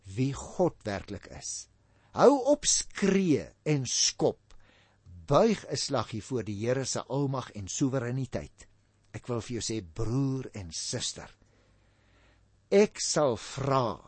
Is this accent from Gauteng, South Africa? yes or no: no; Paarl, Western Cape, South Africa; moved away; also born or lived in Stellenbosch; ons kom oorspronklik van die Parel af